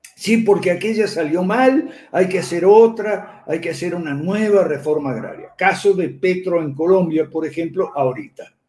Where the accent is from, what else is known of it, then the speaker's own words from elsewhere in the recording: Argentina; en mi país natal, Argentina